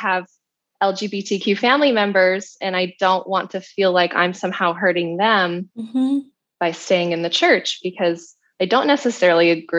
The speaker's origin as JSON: {"language": "English", "region": "Utah", "country": "United States", "tie": "born or raised there", "said": "I grew up in Utah my whole life"}